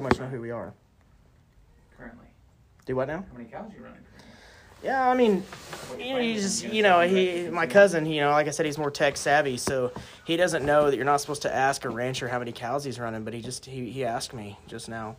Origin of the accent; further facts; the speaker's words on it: Piedmont, Oklahoma, United States; I'm from Piedmont, Oklahoma, um, born and raised